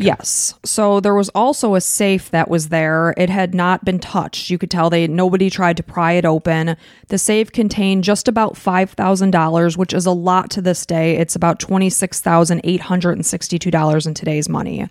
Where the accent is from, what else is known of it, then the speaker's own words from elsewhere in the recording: Chicago suburbs, Illinois, United States; We are from the Chicago suburbs